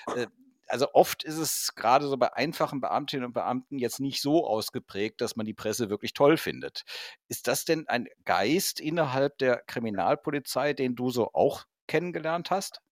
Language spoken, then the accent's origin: German; Cologne, North Rhine-Westphalia, Germany; ich bin aus Köln irgendwie nie so richtig rausgekommen, war aber letztens nochmal in Köln-Porz-Zündorf an meinem alten Gymnasium